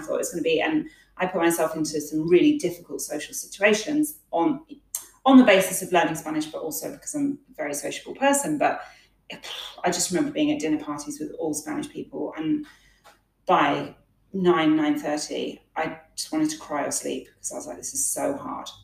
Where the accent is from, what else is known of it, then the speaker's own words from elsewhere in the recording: Plymouth, South West England, United Kingdom; moved away as an adult; now in Malaga, Spain; I'm from Devon in the UK, uh, right on the Cornwall border, Plymouth on the Cornwall border. So I spent my entire life up until I moved here with those amazing, beautiful beaches